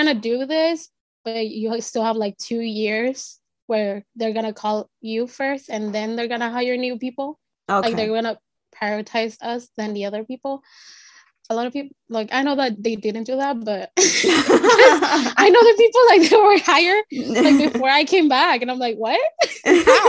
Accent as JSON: {"language": "English", "town": "Tijuana", "region": "Baja California", "country": "Mexico", "tie": "born or raised there", "moved": "as an adult", "lives_now": "Los Angeles, United States", "said": "I am originally from Tijuana, but right now I live in LA."}